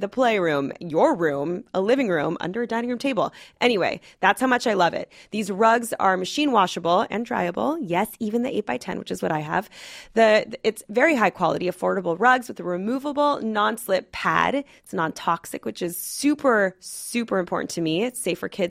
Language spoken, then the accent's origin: English; Los Angeles, California, United States; I grew up in Los Angeles